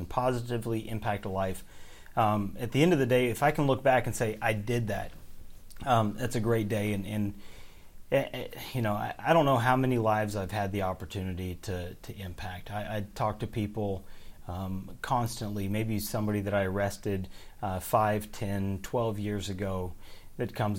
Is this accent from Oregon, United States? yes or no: yes; Oregon, United States; moved away as an adult; now in Kentucky, United States